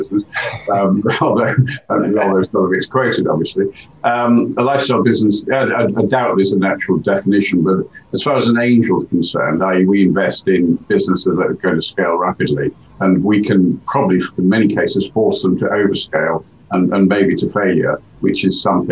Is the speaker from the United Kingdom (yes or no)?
yes; Hull, Yorkshire and the Humber, United Kingdom; moved away as an adult; also born or lived in London / Bavaria / Stamford, Lincolnshire; now in Cambridge, United Kingdom; I was brought up in Yorkshire, in Hull